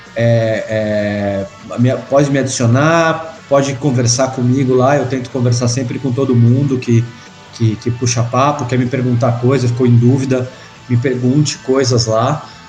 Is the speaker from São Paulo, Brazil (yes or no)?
yes; São Paulo, Brazil; fiz faculdade aqui em São Paulo, sou de São Paulo